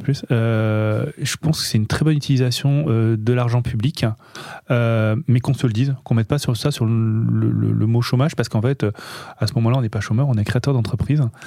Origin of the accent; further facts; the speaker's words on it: Nice, Provence-Alpes-Côte d'Azur, France; on est niçois